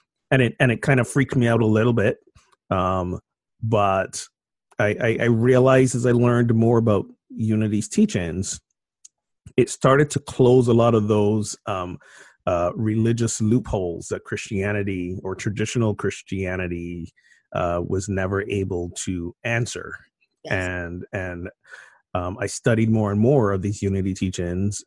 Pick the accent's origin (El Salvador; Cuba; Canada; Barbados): Barbados; moved away as an adult; now in Amesbury, United States; But I'm originally from Barbados, and I was born and I grew up there